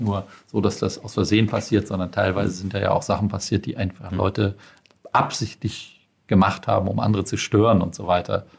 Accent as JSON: {"language": "German", "region": "Schleswig-Holstein", "country": "Germany", "said": "ich bin aus Schleswig-Holstein"}